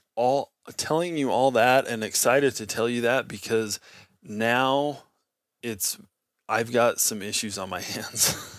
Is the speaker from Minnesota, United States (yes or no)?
no; Nevada, United States; I grew up in Nevada